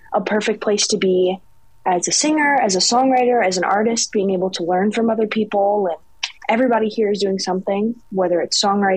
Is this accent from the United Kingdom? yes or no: no; Canton, Michigan, United States; I'm from Michigan, from Canton, Michigan